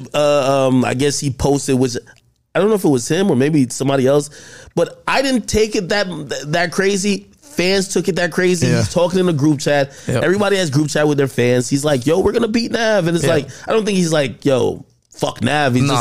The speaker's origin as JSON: {"language": "English", "country": "Jamaica", "moved": "yes", "lives_now": "United States", "said": "I'm from Jamaica, so that just that immigrant mindset"}